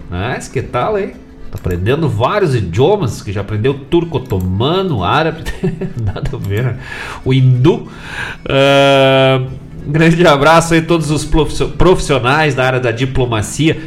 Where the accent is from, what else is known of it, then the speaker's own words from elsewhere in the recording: Bom Jesus, Rio Grande do Sul, Brazil; now in Guaíba, Brazil; Bom Jesus, né? Minha cidade natal